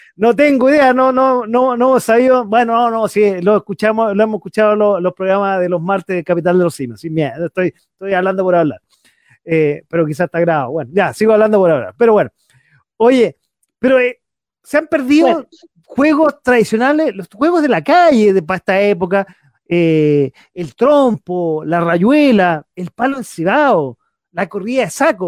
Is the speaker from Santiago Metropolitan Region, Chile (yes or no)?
yes; Santiago, Santiago Metropolitan Region, Chile; en Santiago, yo que soy capitalino